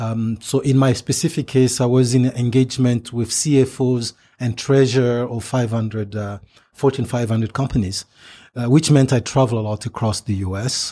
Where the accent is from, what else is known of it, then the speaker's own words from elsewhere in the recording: DR Congo; English is a second language; moved away; growing up in Zaire, the Democratic Republic today, Democratic Republic of Congo today